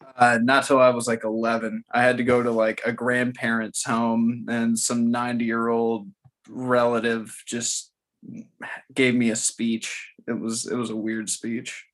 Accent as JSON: {"language": "English", "region": "Florida", "country": "United States", "tie": "born or raised there", "moved": "yes", "lives_now": "Memphis, United States", "said": "I grew up in Florida"}